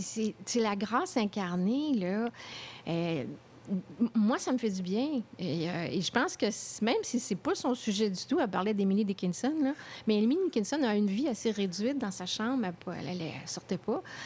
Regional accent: Quebec City, Quebec, Canada; moved away; also born or lived in Paris; c'est ma ville natale

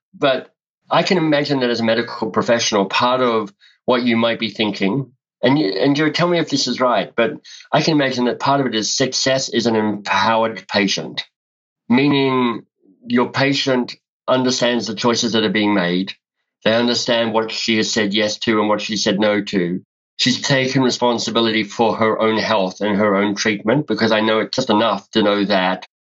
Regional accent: Canberra, Australian Capital Territory, Australia; moved away as an adult; also born or lived in Melbourne, Australia; now in Canada; So I grew up in Australia, grew up in Canberra, went to high school in Canberra

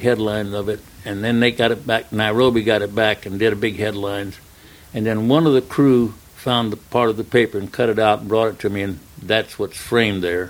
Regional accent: Texas, United States; also born or lived in Oklahoma; now in California, United States; I grew up in Texas

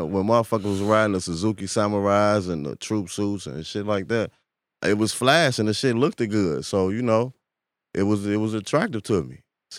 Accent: Chicago, Illinois, United States; I grew up in Parkway

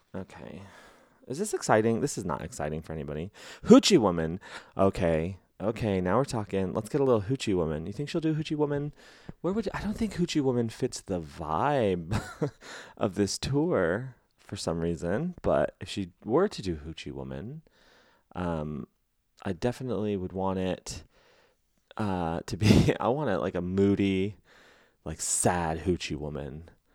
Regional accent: Los Angeles, California, United States; I'm from Los Angeles

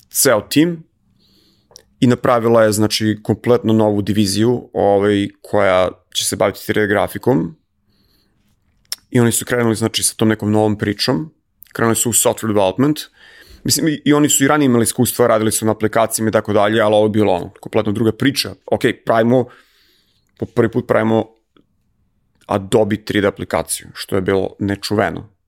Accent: Serbia; moved away; kao Srbin

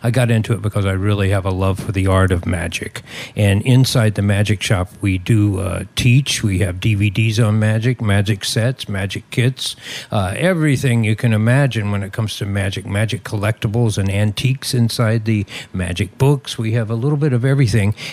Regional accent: West Virginia, United States; born there; I grew up in, uh, uh, I didn't grow up, but I was born in West Virginia. And uh, back there, they have fireflies

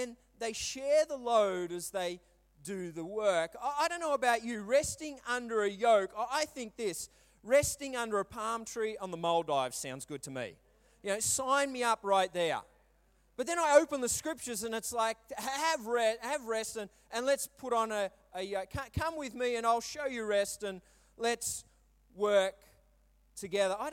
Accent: Brisbane, Queensland, Australia; also born or lived in Melbourne; I was moving from Melbourne to Brisbane again to find my feet

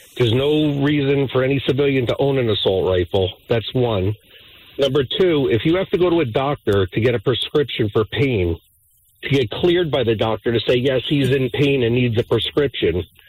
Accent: New Jersey, United States; I'm from New Jersey

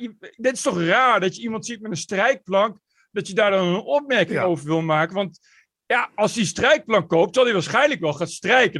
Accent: Netherlands; moved away as an adult; also born or lived in Amsterdam; als Nederlander

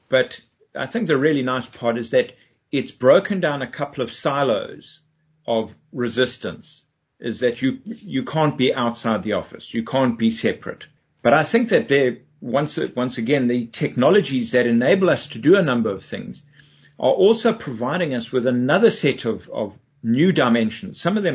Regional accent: Durban, KwaZulu-Natal, South Africa; moved away as an adult; now in United Kingdom; I'm from Durban, South Africa, originally

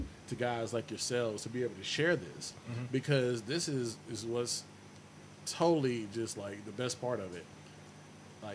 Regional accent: North Carolina, United States; I'm a North Carolina native

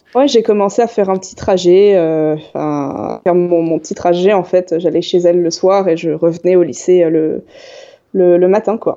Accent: Yvelines, Île-de-France, France; moved away as an adult; also born or lived in Paris; now in Toulouse, France; je suis d'Île-de-France. Donc euh, j'ai grandi dans les, dans les Yvelines, donc j'ai vécu pendant 18 ans.

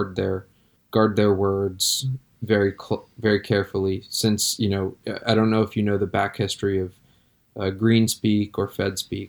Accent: Connecticut, United States; growing up in Connecticut

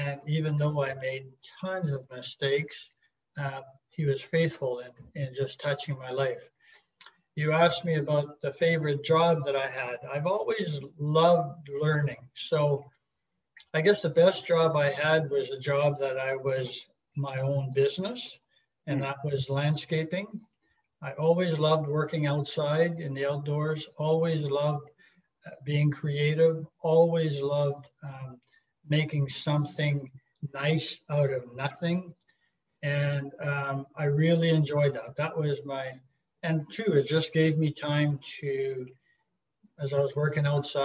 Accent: Peace River country, northern Alberta, Canada; moved away as an adult; We grew up in a small town and way up north in northern Alberta in the Peace River country

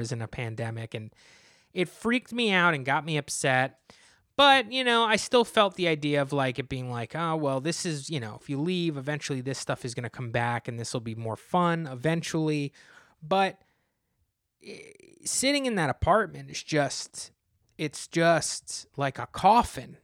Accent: New Jersey, United States; you're twenty-five minutes from my hometown

